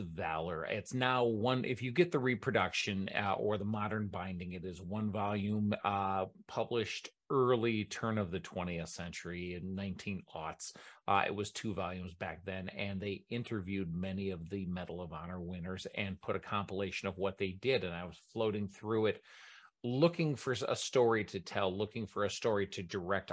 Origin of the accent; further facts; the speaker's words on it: Michigan, United States; moved away; back in Michigan in my home state